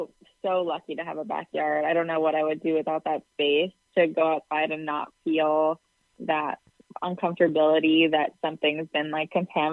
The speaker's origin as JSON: {"language": "English", "town": "New York City", "region": "New York", "country": "United States", "tie": "born or raised there", "said": "I grew up in Queens."}